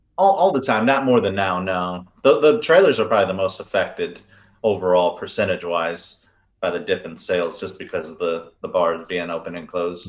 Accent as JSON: {"language": "English", "town": "Riverview", "region": "Michigan", "country": "United States", "tie": "born or raised there", "moved": "yes", "lives_now": "Texas, United States", "said": "we grew up in Riverview"}